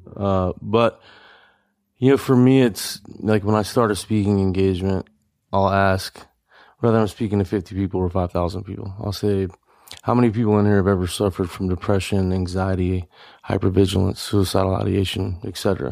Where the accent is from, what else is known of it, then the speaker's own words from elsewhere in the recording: Louisiana, United States; I grew up in Louisiana